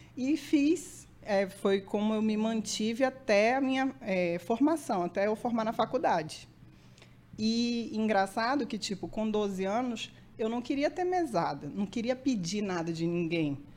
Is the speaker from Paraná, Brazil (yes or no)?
no; Manaus, Amazonas, Brazil; Eu nasci em Manaus